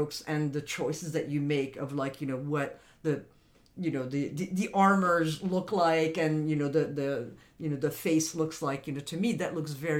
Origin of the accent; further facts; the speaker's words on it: France; moved away; I grew up in France